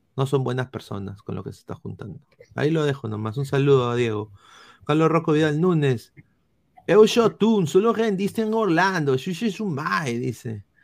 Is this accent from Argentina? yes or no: no; Peru; como peruanos